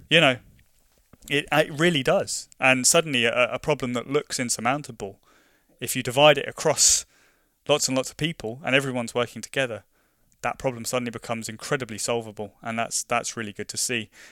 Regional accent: London, United Kingdom; moved away as an adult; now in Scotland, United Kingdom; I grew up in London, and growing up in London

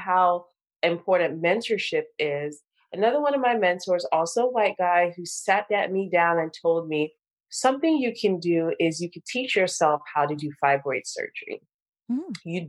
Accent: Nigeria; I'm Nigerian

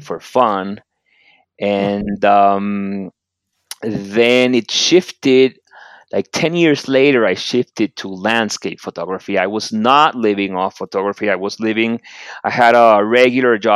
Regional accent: Barranquilla, Atlántico, Colombia; I'm in Colombia. I'm from Barranquilla.

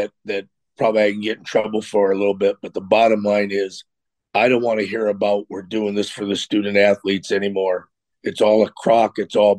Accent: West Coast, United States; And I grew up on the West Coast, and I grew up watching the Rose Bowl

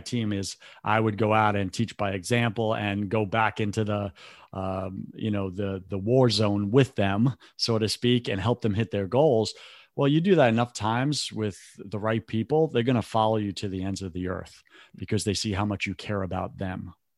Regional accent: New York, United States; I grew up in New York

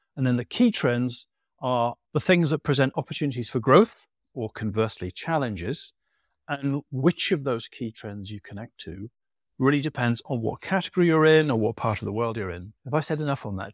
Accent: England, United Kingdom; you've probably guessed by my accent where I'm from

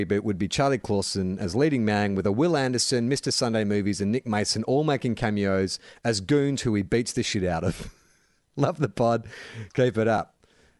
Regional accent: New Zealand; They're all Australian, and I'm a Kiwi.

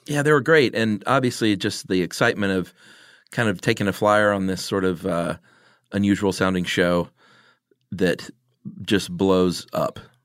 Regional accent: DeKalb County, Georgia, United States; moved away; I'm a DeKalb County native myself

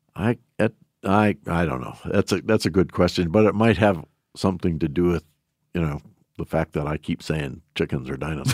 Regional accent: Shelby, Montana, United States; I was born and raised in Shelby

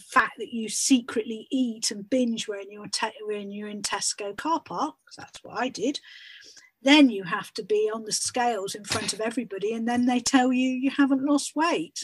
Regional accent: United Kingdom; we're British

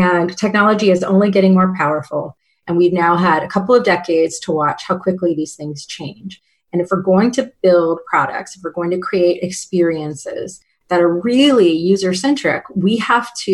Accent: Lafayette, Louisiana, United States; moved away as an adult; also born or lived in Nashville, Tennessee; now in Seattle, United States; So I moved to Louisiana in second grade and was there until I left for college in 18. But I was actually born in Nashville.

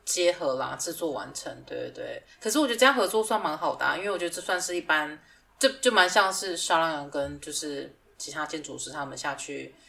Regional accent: Taiwan; moved away; 我已经两年多没有回台湾了

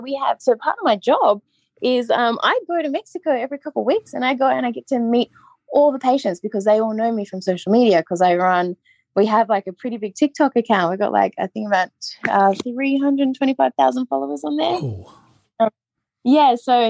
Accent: Australia; being like a plus size girl in the 90s growing up in Australia

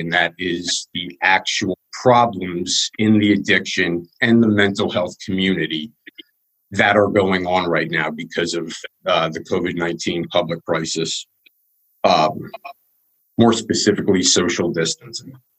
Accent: Wyomissing, Pennsylvania, United States; I was born in Wyomissing, Pennsylvania

